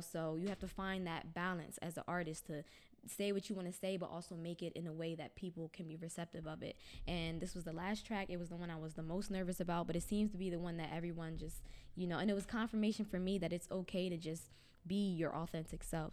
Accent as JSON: {"language": "English", "town": "Pennsauken", "region": "New Jersey", "country": "United States", "tie": "born or raised there", "moved": "as an adult", "lives_now": "Camden, United States", "said": "I grew up in Pennsauken, which is the town over."}